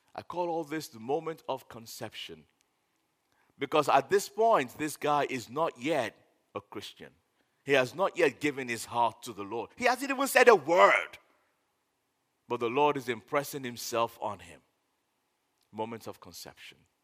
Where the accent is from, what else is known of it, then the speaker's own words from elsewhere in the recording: Nigeria; I'm a Nigerian